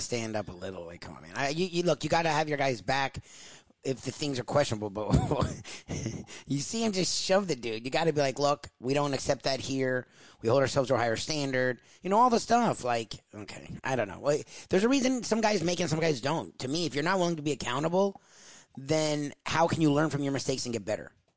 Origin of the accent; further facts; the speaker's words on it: South Florida, United States; I'm born and raised in South Florida